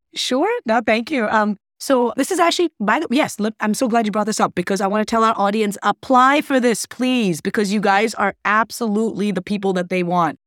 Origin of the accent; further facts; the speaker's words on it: Wisconsin, United States; also born or lived in Scotland; I was actually born in Scotland, but I'm a U S citizen and really raised in Wisconsin